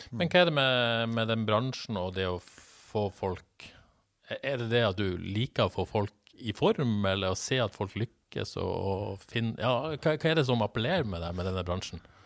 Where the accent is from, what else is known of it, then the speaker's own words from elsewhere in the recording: Bodø, Nordland, Norway; moved away; Jeg satt på, sikkert hjemme i Bodø